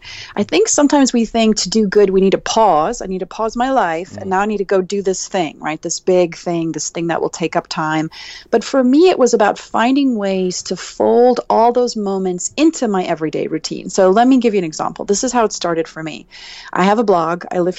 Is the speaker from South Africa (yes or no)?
yes; South Africa; now in Washington, D.C., United States; My husband and I live just outside of Washington, D.C., but I'm originally from South Africa.